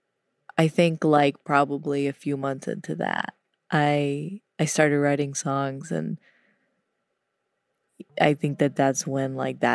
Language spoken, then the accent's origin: English; Louisiana, United States; I'm from Louisiana, and there was a restaurant chain called Brubacher's